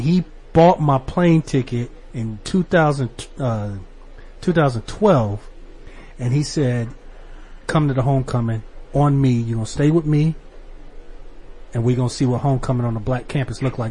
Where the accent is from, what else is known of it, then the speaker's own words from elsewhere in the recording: Southern California, United States; I was born and raised in California. I grew up in Southern California